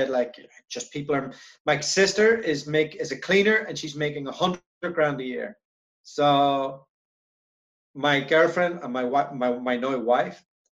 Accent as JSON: {"language": "English", "country": "Ireland", "tie": "born or raised there", "also_born_or_lived": "Brussels, Belgium", "moved": "as an adult", "said": "I am from Ireland originally. I lived there for the first 20 years of my life."}